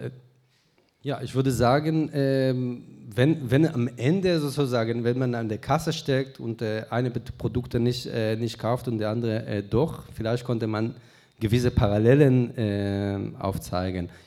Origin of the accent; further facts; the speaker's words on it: Israel; moved away; ich sage dir als Israeli